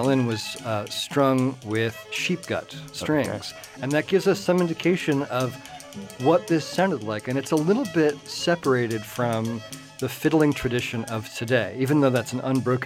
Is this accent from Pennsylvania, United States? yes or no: no; Charlottesville, Virginia, United States; I grew up in Charlottesville, too